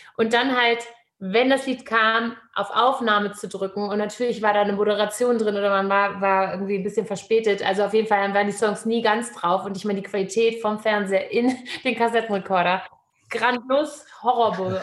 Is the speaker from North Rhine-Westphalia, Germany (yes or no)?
no; Hamburg, Germany; Ich bin in Hamburg geboren